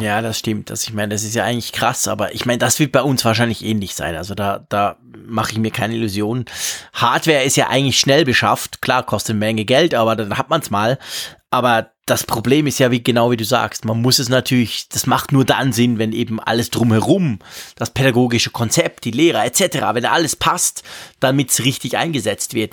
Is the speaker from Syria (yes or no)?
no; Switzerland; bei uns in der Schweiz